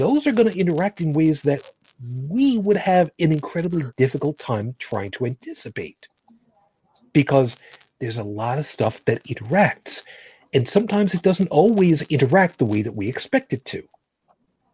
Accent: United States; I'm American, not Canadian

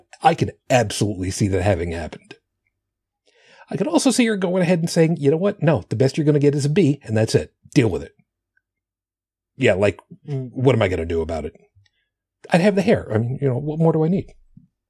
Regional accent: Long Island, New York, United States; moved away; home for me is where I grew up on Long Island

